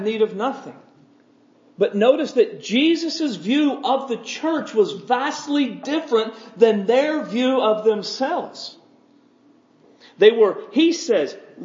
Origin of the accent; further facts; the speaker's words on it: United States; I'm an American Christian. This is where I live.